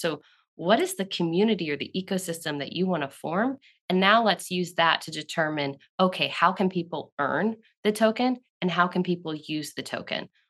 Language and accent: English; Southeast, United States; I grew up in the Southeast